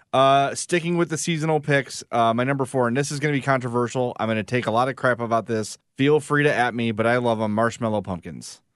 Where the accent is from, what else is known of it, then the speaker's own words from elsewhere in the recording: Homewood, Illinois, United States; my hometown of Homewood